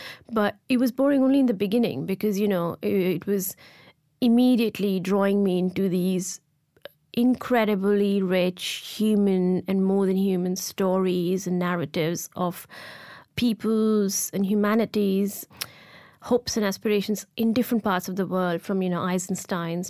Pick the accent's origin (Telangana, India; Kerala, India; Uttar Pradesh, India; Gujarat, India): Gujarat, India; Ahmedabad; I grew up in India and in a hot city of Ahmedabad